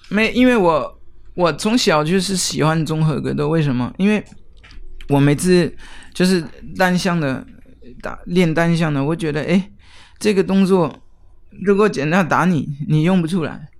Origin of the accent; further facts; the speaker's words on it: near Geneva, Switzerland; Chinese is a second language; now in Taiwan; 我来自瑞士，呃，日内瓦的附近